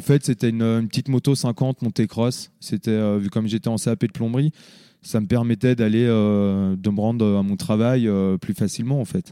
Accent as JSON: {"language": "French", "town": "Le Grand-Bornand", "region": "Auvergne-Rhône-Alpes", "country": "France", "tie": "born or raised there", "also_born_or_lived": "Annecy", "said": "je suis né euh, à Annecy, mais euh, j'ai toujours habité ici, au Grand Bornand. Donc, j'ai grandi ici"}